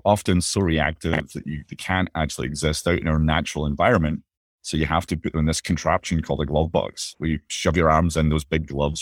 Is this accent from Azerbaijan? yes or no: no; Bellshill, Scotland, United Kingdom; moved away; I was born and grew up just outside of Glasgow in a place called Bellsill